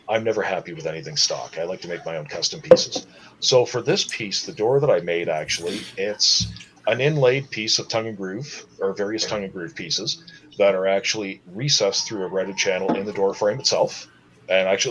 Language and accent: English; Wasaga Beach, Ontario, Canada; growing up in Wasaga Beach, there wasn't the population there was now.